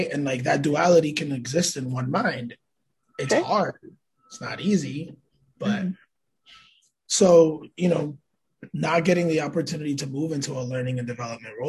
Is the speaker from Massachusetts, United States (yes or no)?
yes; Lawrence, Massachusetts, United States; also born or lived in Manhattan, New York; now in Springfield, United States; I consider Springfield, Massachusetts home, although I was born in Manhattan, New York, and raised in Lawrence